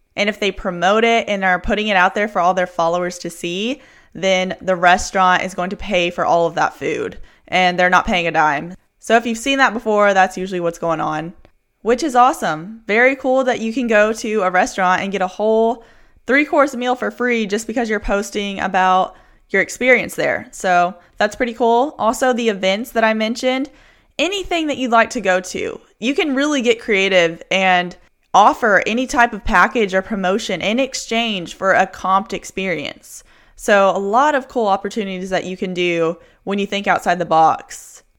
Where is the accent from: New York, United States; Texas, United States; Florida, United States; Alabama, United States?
Texas, United States; Houston; I'm from Houston